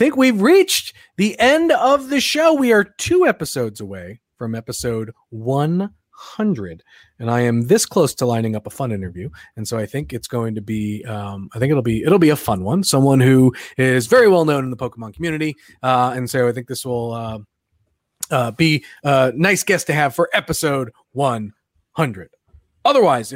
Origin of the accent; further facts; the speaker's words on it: Long Island, New York, United States; I grew up on Long Island.